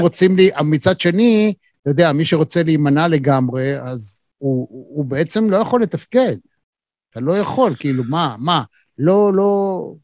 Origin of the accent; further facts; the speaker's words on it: Israel; אנחנו כישראלים